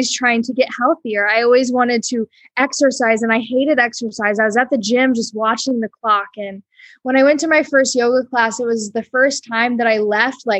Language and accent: English; Iowa, United States; moved away as an adult; now in Costa Rica; I grew up in Iowa. I lived in Iowa till I was 21.